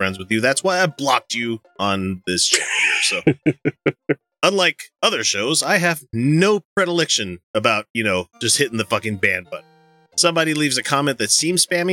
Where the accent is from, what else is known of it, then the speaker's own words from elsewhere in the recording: Texas, United States; moved away; I'm from Texas and I travel down there often